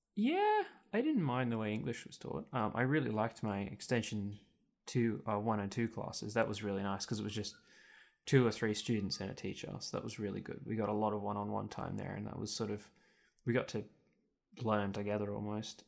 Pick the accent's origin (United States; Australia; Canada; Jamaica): Australia; Muswellbrook, New South Wales; for about the first three years of my life, I lived in Musselbrook, and then we moved out of town. So I was, like, living outside of Mossebrook, so fifteen minutes from Mossebrook.